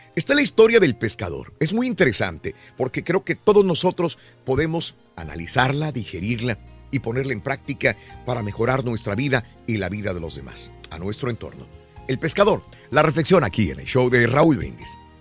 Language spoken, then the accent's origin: Spanish; Mexico; hablo por los mexicanos porque soy mexicano